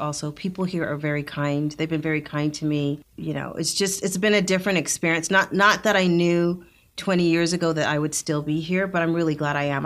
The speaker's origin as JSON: {"language": "English", "region": "Northern Alberta", "country": "Canada", "tie": "born or raised there", "also_born_or_lived": "Jamaica (ancestry)", "moved": "as an adult", "lives_now": "Rio Grande Valley, Texas, United States", "said": "I grew up in Northern Alberta"}